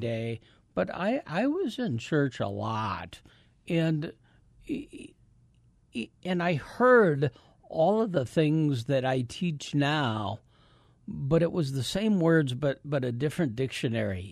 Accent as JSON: {"language": "English", "town": "Davenport", "region": "Iowa", "country": "United States", "tie": "born or raised there", "moved": "as an adult", "said": "I grew up in Davenport, Iowa."}